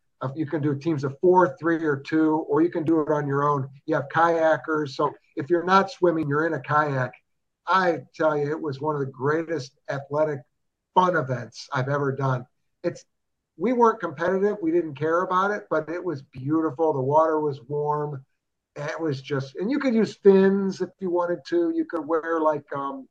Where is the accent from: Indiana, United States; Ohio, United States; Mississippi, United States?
Ohio, United States; Cuyahoga Falls; now in Columbus, United States; growing up in Cuyahoga Falls